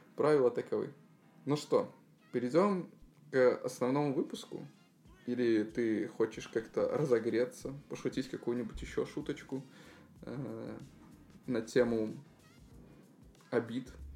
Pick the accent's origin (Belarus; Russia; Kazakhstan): Belarus; moved away; сами мы из Беларуси